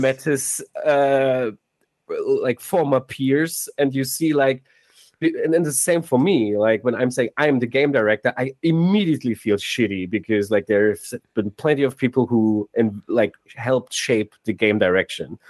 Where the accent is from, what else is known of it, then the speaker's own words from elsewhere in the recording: Cologne, North Rhine-Westphalia, Germany; moved away as an adult; now in Hamburg, Germany; we're originally from Cologne, then we moved to Hamburg for the jobs